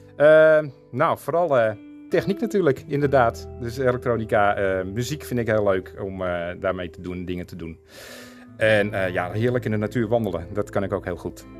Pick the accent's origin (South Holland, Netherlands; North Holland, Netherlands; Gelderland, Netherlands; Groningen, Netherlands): North Holland, Netherlands; Beverwijk; moved away; also born or lived in Castricum; Want ik kom eigenlijk uit Beverwijk. Daar ben ik eh, in geboren en getogen.